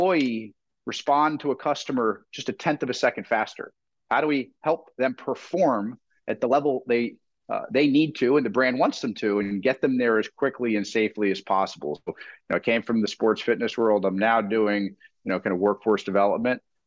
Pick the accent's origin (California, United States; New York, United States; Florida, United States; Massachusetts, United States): Florida, United States; South; now in New Jersey, United States; I'm from South Florida. I moved to New Jersey for the weather